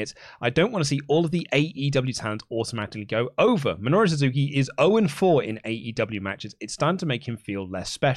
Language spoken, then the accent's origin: English; England, United Kingdom; I'm very English.